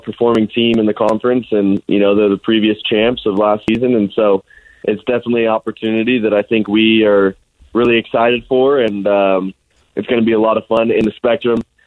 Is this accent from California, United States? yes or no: no; Alpine, Utah, United States; also born or lived in Highland, Utah; Most of the time I tell people I'm from Alpine because every time I told somebody I'm from Highland